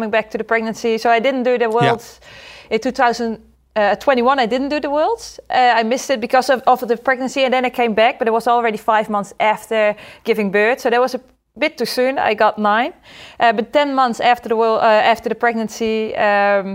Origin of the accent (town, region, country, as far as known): Netherlands; born or raised there